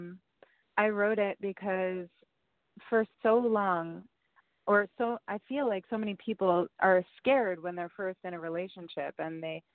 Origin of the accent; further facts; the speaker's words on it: New York, United States; moved away as an adult; also born or lived in Spain; now in Los Angeles, United States; I grew up and lived in New York basically my whole life and in Spain